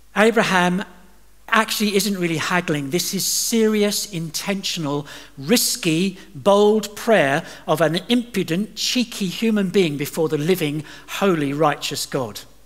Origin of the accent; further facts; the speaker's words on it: England, United Kingdom; also born or lived in Dubai / Doha; I'm from uh, England.